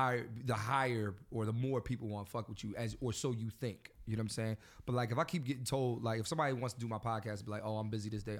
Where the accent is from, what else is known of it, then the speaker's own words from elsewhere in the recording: Philadelphia, Pennsylvania, United States; I'm from Philly.